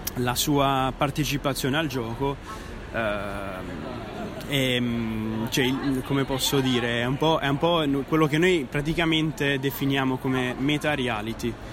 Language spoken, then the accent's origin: Italian; Bari, Apulia, Italy; now in Naples, Italy; Io non sono napoletano, sono barese, sono pugliese, però ormai quasi un napoletano completo